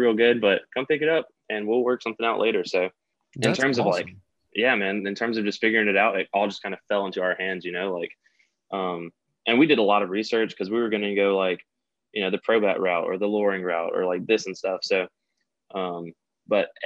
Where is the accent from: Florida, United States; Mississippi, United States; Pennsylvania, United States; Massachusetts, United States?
Mississippi, United States; Tupelo; also born or lived in Dallas, Texas; I'm from Mississippi, born and raised.